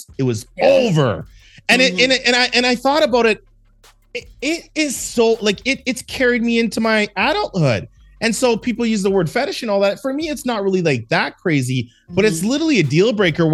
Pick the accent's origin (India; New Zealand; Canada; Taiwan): Canada; moved away as an adult; also born or lived in Los Angeles; I'm from Canada. You know, just I'm a Canadian dude.